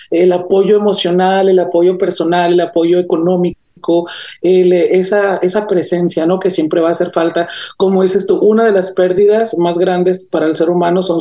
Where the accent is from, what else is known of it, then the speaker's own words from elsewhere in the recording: Caracas, Capital District, Venezuela; now in United States; Que si quiero regresar a mi pueblito este caraqueño o polviento, claro que quiero regresar. O sea, ahorita sí, sí estoy acostumbrado a las comodidades de, de Estados Unidos